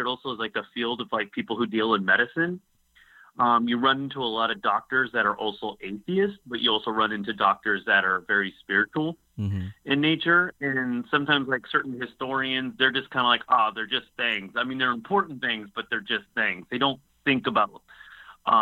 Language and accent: English; San Diego, California, United States; moved away as an adult; now in Orange County, United States; I'm originally from San Diego